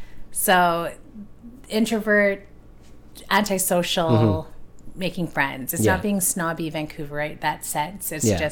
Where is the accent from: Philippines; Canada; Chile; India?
Philippines; So I can see there's some extrovert, maybe just being Filipino too. Like I find like my family's very like outgoing.